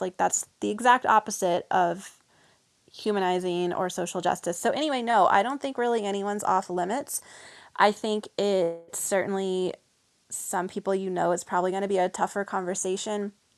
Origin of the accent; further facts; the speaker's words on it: the South, United States; I'm from the South